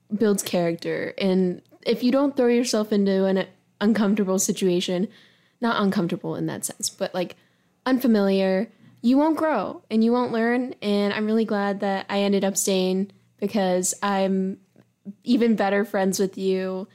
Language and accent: English; Charlotte, North Carolina, United States; accent: twang; moved away as an adult; also born or lived in Chicago, Illinois / Lockport, Illinois; now in Columbus, United States; there's an insane amount of diversity in Charlotte, North Carolina, where I'm from